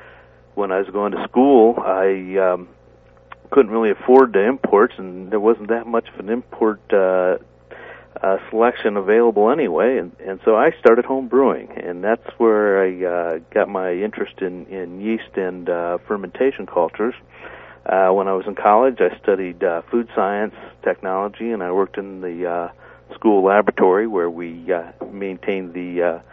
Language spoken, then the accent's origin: English; Midwest, United States; now in West Coast, United States; growing up in the Midwest in a German farming community